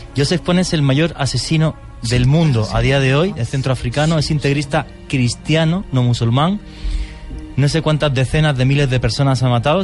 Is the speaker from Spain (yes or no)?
yes; Spain; moved away; al que le debemos una transición, una transición democrática en mi país